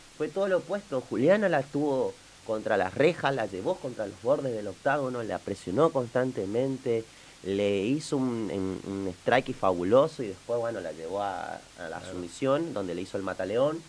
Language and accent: Spanish; Argentina; nosotros como argentinos